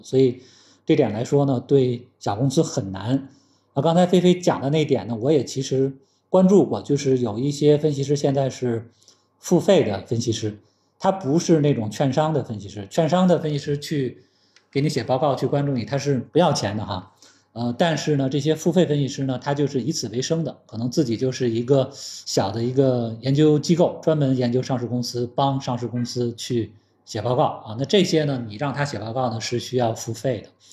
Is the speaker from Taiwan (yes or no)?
no; China; 因为我们现在中国已经有很多行业是我们更领先